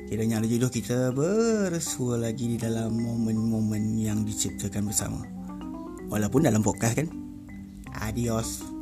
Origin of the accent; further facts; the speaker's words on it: Kelantan, Malaysia; born there; majoriti kawan-kawan aku bukan orang Kelantan walaupun aku lahir di Kelantan